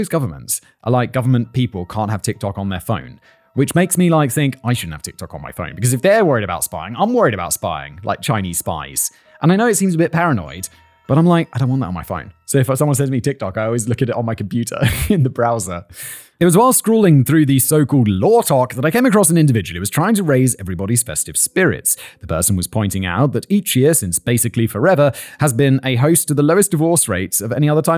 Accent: United Kingdom; As both a Brit and lawyer, though, I detest this demonstration of public emotion and passion

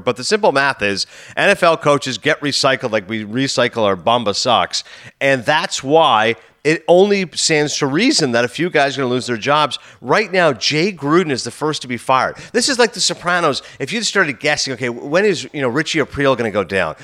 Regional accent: Toronto, Ontario, Canada; I grew up in Toronto, obviously growing up in Ontario

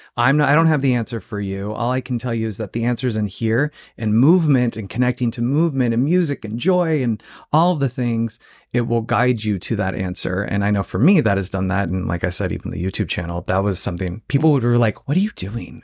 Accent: Phoenix, Arizona, United States; moved away; also born or lived in Joshua Tree; I'm from Phoenix, Arizona originally

